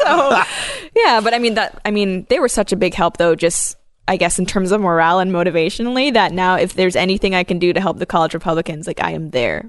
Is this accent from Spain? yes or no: no; Hong Kong; now in Canada; I grew up in Hong Kong when it was currently a colonial power.